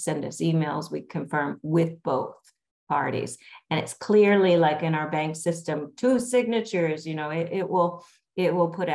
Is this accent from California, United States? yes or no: yes; Los Angeles, California, United States; also born or lived in Calabasas, California; I grew up in Los Angeles, was born and raised, lived in Pacific Palisades, all through school there